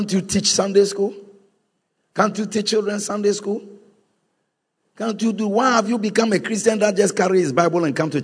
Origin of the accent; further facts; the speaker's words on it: Volta, Ghana; I am from Volta